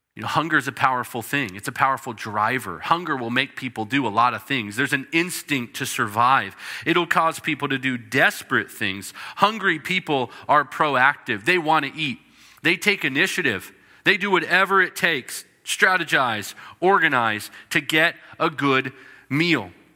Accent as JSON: {"language": "English", "region": "British Columbia", "country": "Canada", "tie": "born or raised there", "said": "British Columbia, where I grew up."}